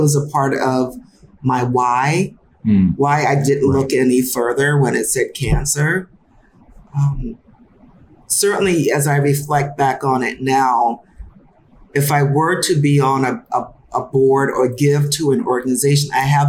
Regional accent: Summerville, South Carolina, United States; moved away as an adult; also born or lived in St. Louis, Missouri; now in Chicago, United States; I grew up in South Carolina

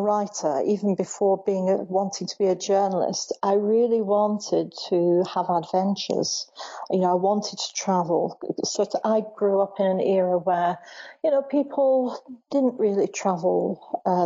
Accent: Bolton, North West England, United Kingdom; I grew up in Bolton

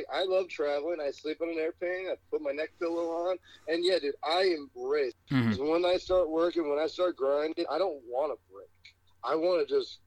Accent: Allentown, Pennsylvania, United States; now in Las Vegas, United States; I'm born in Allentown, but I'm fighting out of Las Vegas, Nevada.

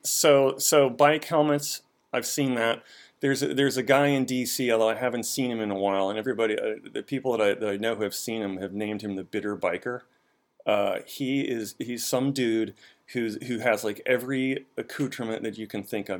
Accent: Boston, Massachusetts, United States; now in Washington, D.C., United States; I grew up in Boston.

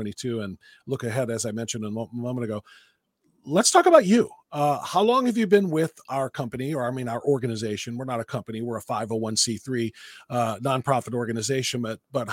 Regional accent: Cleveland, Ohio, United States; being a Midwesterner, you know, from Cleveland

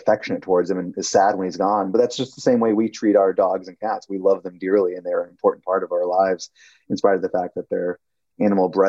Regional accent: Milwaukee, Wisconsin, United States; moved away; I grew up in Milwaukee, Wisconsin

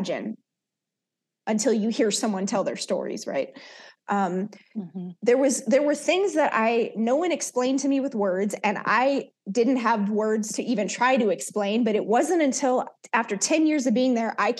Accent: Oakland, California, United States; also born or lived in Soweto, South Africa; growing up in East Oakland

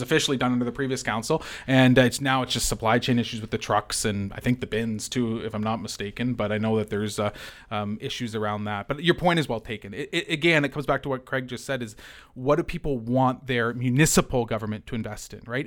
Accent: London, Ontario, Canada; I grew up in the East End as a kid, and I used Hem's pool in the summer, right? So I, I, I, I've been a Londoner my entire life

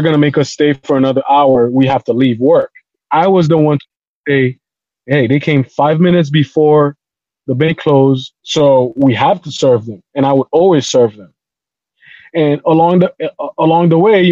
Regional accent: Haiti; moved away; us growing up in Haiti

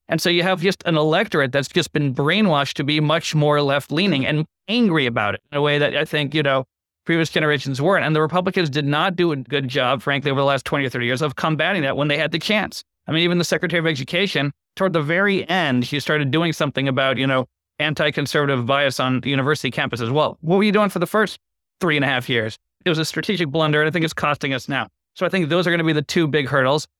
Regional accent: Boston, Massachusetts, United States; I grew up in Boston

